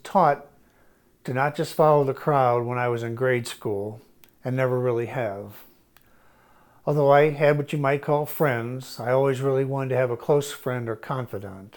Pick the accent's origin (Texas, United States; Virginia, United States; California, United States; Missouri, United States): Missouri, United States; Shrewsbury; I was raised in Shrewsbury, Missouri, and was the second oldest of four kids.